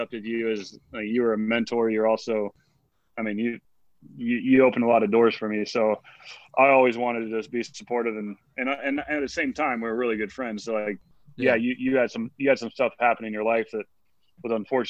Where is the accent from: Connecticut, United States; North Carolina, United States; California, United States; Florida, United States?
California, United States; Northern; I was born in Northern California, and we grew up, my parents owned a health food store